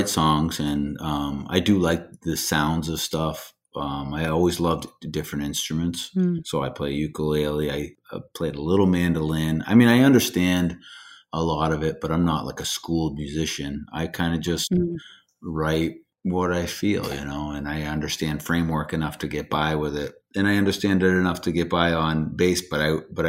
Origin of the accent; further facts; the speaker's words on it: New Hampshire, United States; moved away as an adult; also born or lived in the western United States; I lived out west for a bunch of years, and then I moved back, and some friends from my hometown